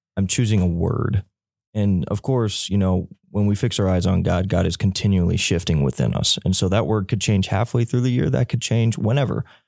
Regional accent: Elizabeth City, North Carolina, United States; I'm from Elizabeth City, North Carolina

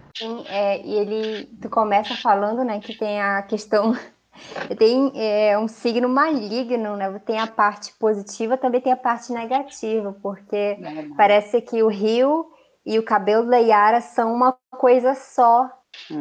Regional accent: Amazonas, Brazil; also born or lived in Manaus

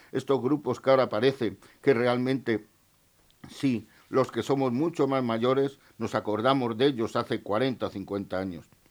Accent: Spain

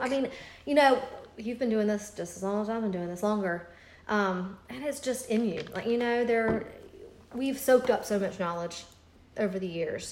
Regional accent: Greenville, United States; moved away; My parents live in Greenville because I'm from Greenville

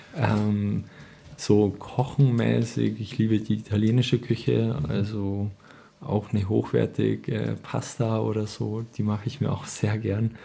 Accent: Marktredwitz, Bavaria, Germany; Ich bin gebürtiger Marc Marktredwitzer

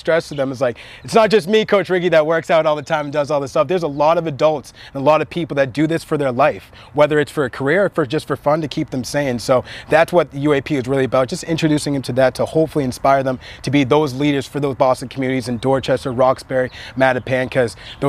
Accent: Nigeria; I'm actually from Nigeria

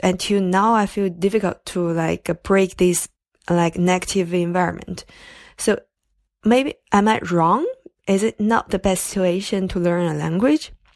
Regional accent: China; now in France; originally I'm from China, but currently I'm studying in France

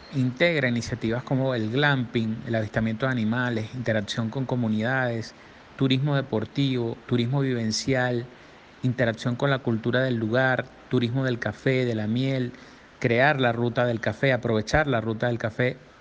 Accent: Margarita Island, Nueva Esparta, Venezuela; yo soy de Margarita y allá desarrollé por, por muchos años eh, mi actividad empresarial y también eh, política

